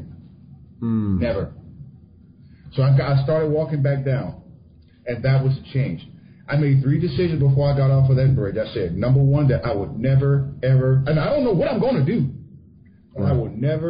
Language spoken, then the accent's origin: English; South Louisiana, United States; I didn't grow up in Mississippi. My family did. I grew up in Louisiana